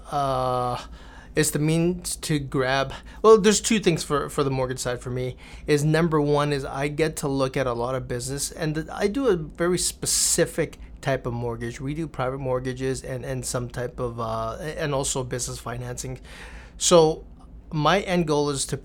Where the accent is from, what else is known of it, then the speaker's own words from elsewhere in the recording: California, United States; That was California. That, that, was you know growing up in California.